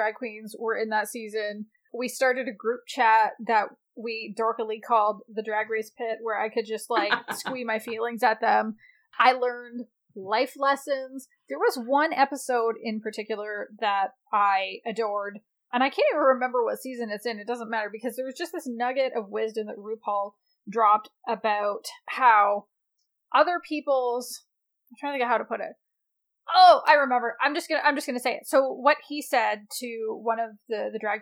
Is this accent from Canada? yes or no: yes; Canada; I'm a Canadian